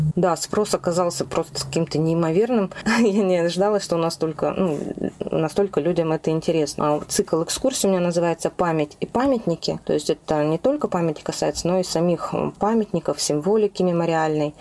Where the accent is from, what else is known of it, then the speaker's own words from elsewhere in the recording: native village near Novosibirsk, Novosibirsk Oblast, Russia; я родилась в моей родной деревне под Новосибирском